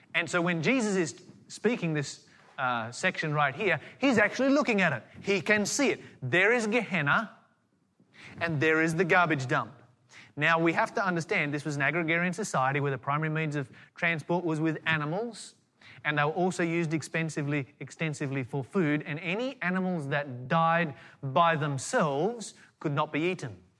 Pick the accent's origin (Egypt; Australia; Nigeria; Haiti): Australia; Tasmania; I grew up in Tasmania